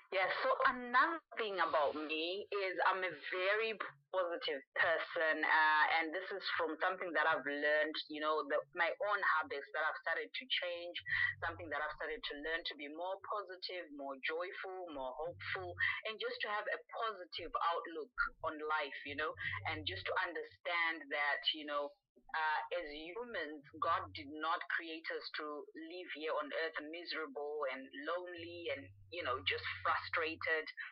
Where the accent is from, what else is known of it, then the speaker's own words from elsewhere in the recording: Zimbabwe; growing up in Zimbabwe